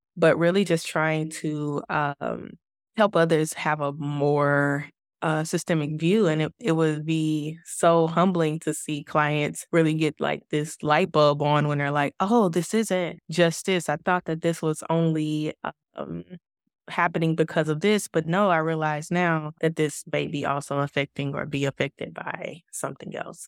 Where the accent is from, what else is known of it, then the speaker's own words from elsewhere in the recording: United States; moved away as an adult; now in Kuwait; We are an American expat family